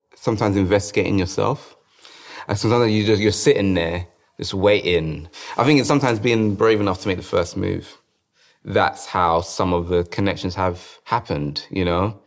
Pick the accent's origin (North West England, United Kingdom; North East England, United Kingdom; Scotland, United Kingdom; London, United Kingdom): London, United Kingdom; I grew up in South London